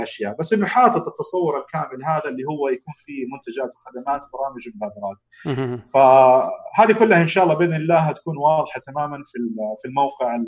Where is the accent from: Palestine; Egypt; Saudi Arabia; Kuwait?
Saudi Arabia; Jeddah, Makkah Province; انا شخصيا من اهل جده وعارف تماما انه هي ابعد حتى من مكه